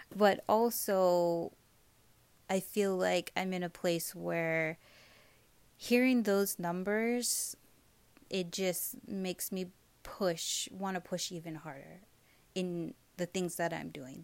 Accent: Hawaii, United States; moved away as an adult; now in Las Vegas, United States; growing up in Hawaii aside of us being such a tiny island

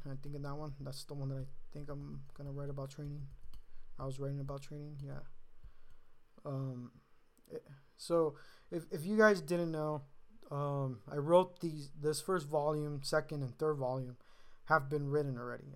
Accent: California, United States; being a Californian

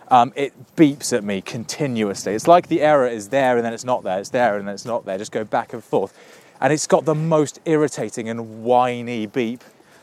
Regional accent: Reading, South East England, United Kingdom; Growing up in Reading.

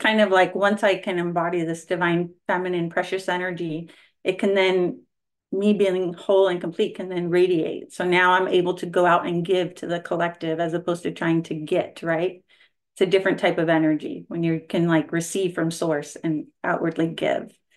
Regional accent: California, United States; I am from California

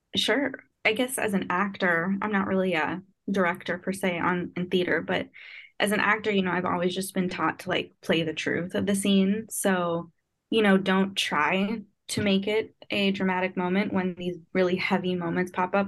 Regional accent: New York City, New York, United States; I'm from Brooklyn, New York

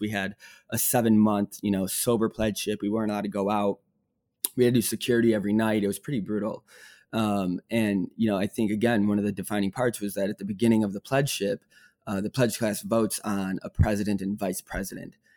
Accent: Northbrook, Illinois, United States; moved away as an adult; also born or lived in Bloomington, Indiana; I grew up in Northbrook, Illinois, suburb outside of Chicago

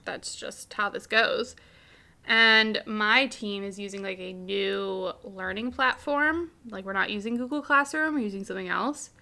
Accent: United States; I'm from America.

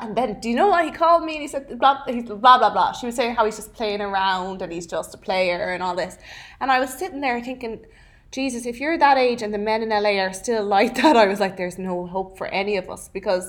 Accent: Ireland; now in Los Angeles, United States

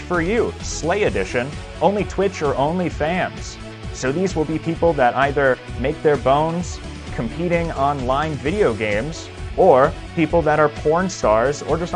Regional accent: Manhattan, Kansas, United States; Manhattan, Kansas here from my hometown

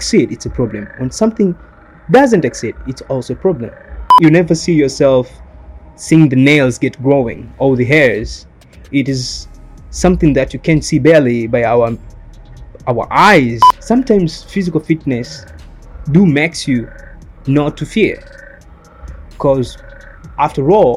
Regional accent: Tanzania; I'm from Tanzania

